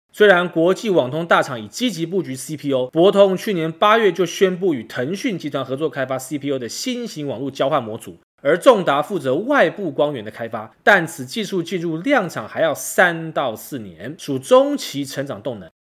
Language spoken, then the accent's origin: Chinese; Taiwan; 我明明是台湾人